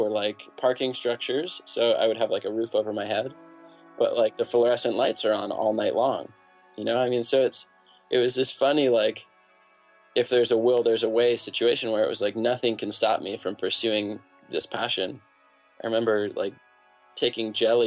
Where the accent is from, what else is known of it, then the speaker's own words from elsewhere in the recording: New York City, New York, United States; I grew up in New York City, so pretty far from, you know, good skiing